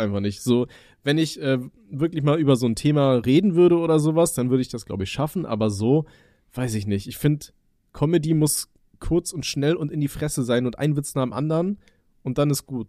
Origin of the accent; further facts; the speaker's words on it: Aachen, North Rhine-Westphalia, Germany; now in Palatinate, Germany; ich komme ja aus, aus NRW, also aus äh, Aachen ursprünglich